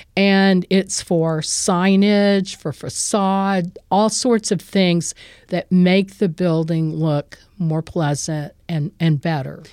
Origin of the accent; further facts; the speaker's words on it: West Columbia, Texas, United States; I was adopted and raised in West Columbia